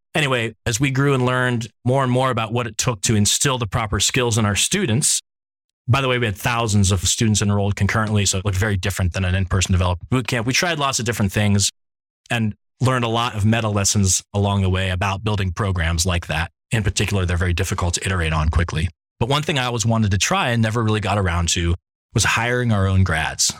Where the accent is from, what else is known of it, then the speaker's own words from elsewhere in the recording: Ohio, United States; now in San Francisco, United States; I have a large extended family in Pittsburgh, even though I grew up in Ohio.